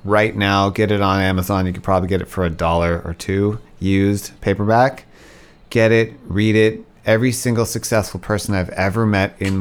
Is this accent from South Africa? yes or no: yes; South Africa; I was born in South Africa